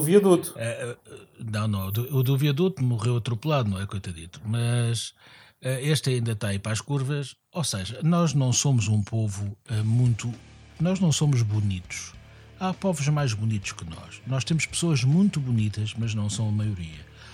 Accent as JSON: {"language": "Portuguese", "region": "Lisbon", "country": "Portugal", "said": "eu, como Lisboeta"}